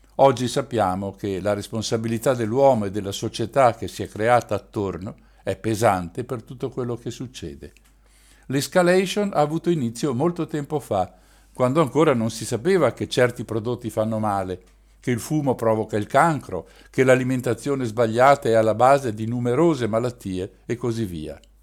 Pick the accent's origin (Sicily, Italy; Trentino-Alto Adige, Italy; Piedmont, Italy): Trentino-Alto Adige, Italy; in un paese di campagna ai piedi delle montagne trentine